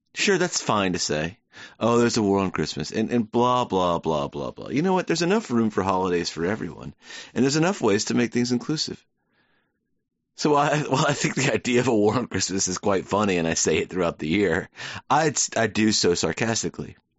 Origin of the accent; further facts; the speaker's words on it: United States; I'm an American.